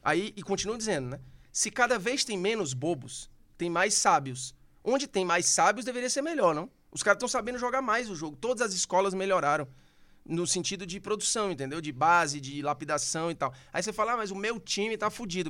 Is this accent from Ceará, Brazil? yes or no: yes; Fortaleza, Ceará, Brazil; accent: Cearense; moved away as an adult; also born or lived in Rio de Janeiro; now in São Paulo, Brazil; nasci numa cobertura na Aldeota. Depois morava num bom apartamento em Fortaleza